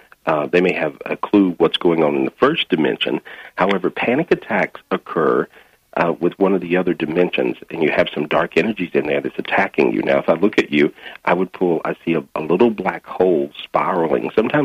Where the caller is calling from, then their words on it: Minneapolis, Minnesota, United States; Today I'm in Minneapolis, Minnesota.